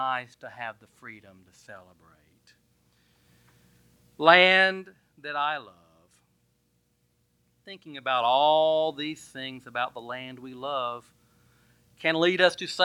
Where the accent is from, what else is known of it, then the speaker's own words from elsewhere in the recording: Bay Minette, Alabama, United States; I drove into Bay Minette, my hometown.